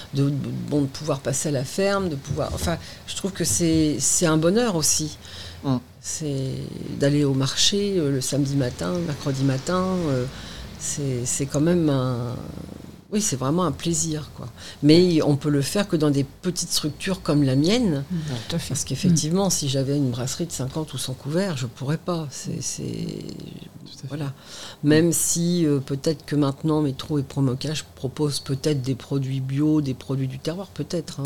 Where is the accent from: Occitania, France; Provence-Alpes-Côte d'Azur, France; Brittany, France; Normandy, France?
Normandy, France; Le Havre / Caen / Étretat; now in Honfleur, France; j'ai passé ma vie euh, entre Le Havre, et et Caen. D'accord. quand j'étais petite, j'étais à Etretat